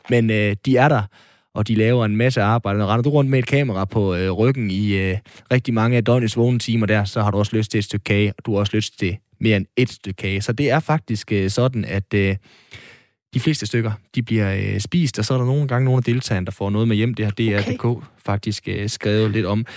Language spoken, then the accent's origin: Danish; North Jutland, North Denmark Region, Denmark; Jeg er jo nordjyde